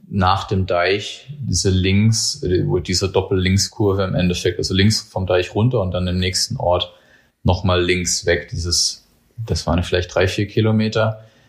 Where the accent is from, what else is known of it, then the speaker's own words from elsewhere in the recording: Germany; ich bin an der Grenze zum Odenwald sozusagen aufgewachsen